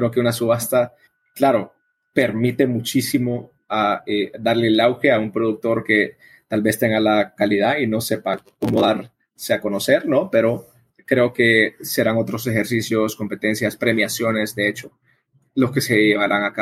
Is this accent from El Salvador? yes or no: yes; El Salvador; born there; also born or lived in Madrid, Spain; Yo nací en El Salvador, nací en un país productor, el café siempre prestado estado en mis alrededores. Yo fui a estudiar ingeniería agroambiental a Madrid